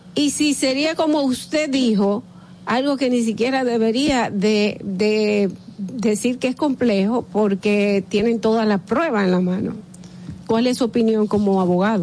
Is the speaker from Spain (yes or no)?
no; Dominican Republic; nosotros como dominicanos